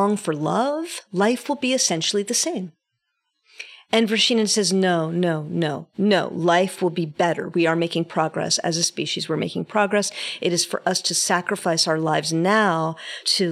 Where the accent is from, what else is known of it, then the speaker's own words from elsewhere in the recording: New York City, New York, United States; born and bred in New York City, born of people who were born in New York City